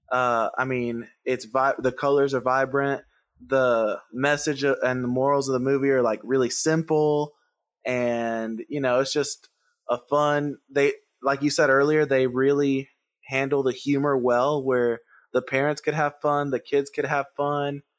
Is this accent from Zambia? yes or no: no; Puerto Rico; English is a second language; I grew up in Puerto Rico, and I didn't learn to speak English till I was, like, eight years old.